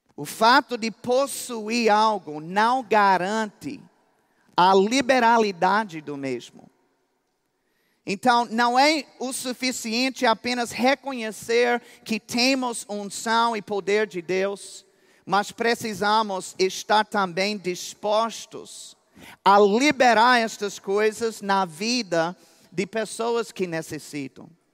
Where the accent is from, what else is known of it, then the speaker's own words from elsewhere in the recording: United States; Portuguese is a second language; moved away; also born or lived in Campina Grande, Brazil; eu sou mais campinense do que americano